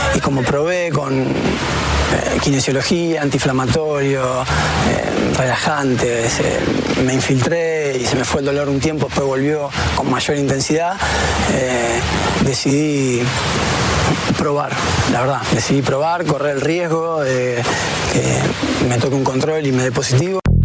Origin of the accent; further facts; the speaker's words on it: Córdoba, Argentina; moved away as an adult; now in Spain; de Córdoba, Argentina